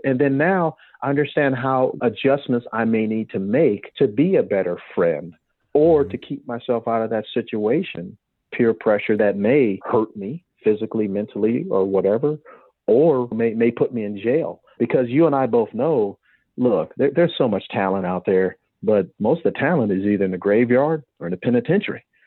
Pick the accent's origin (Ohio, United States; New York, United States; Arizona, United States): Ohio, United States; Cleveland; I'm from Cleveland